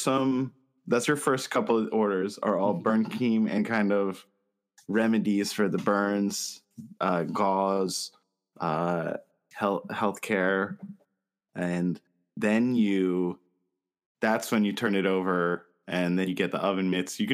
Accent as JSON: {"language": "English", "country": "United States", "said": "If we were back in the States"}